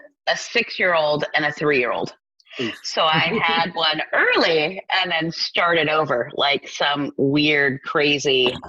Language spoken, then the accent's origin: English; Austin, Texas, United States; I'm from Austin